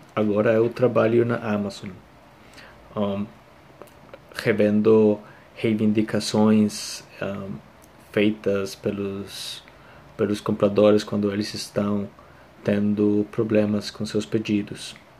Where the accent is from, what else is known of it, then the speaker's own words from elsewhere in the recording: Costa Rica; Portuguese is a second language; eu sou da Costa Rica